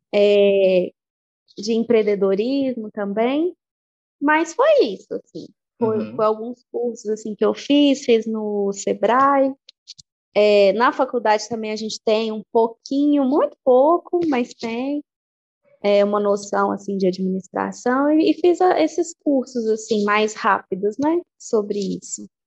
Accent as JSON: {"language": "Portuguese", "town": "Igarapé", "region": "Minas Gerais", "country": "Brazil", "lives_now": "Belo Horizonte, Brazil", "said": "eu sou de Igarapé, mas eu estudei, me formei aqui em Belo Horizonte."}